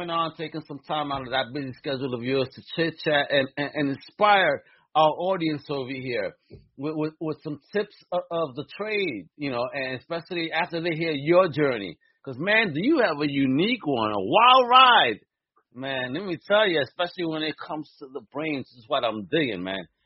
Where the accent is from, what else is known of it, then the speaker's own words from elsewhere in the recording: New York City, New York, United States; now in Southeast, United States; as a Brooklynite.